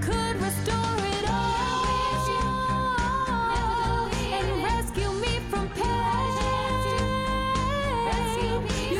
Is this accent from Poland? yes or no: no; Canada; And to be honest, everybody in Ireland, because of my accent, thinks I'm British. So you will never guess it. But if you look north of your country.